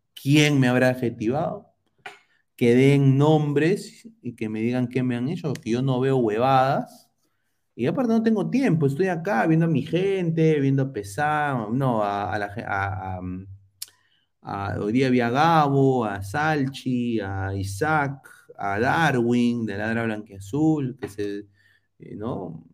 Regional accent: Lima, Peru; como limeño de pura cepa

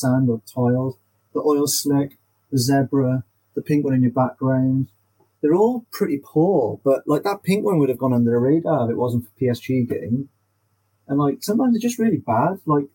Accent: Wales, United Kingdom; being a Welsh person

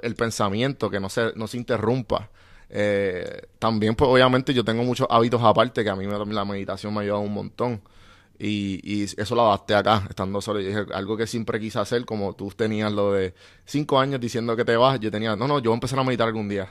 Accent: Puerto Rico; moved away as an adult; Yo soy bien boricua

